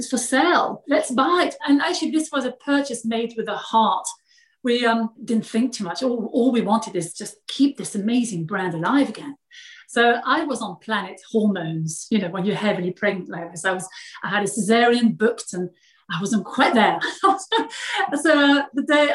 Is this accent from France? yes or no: yes; France; English is a second language; moved away as an adult; also born or lived in London, United Kingdom; now in England, United Kingdom; I was born in France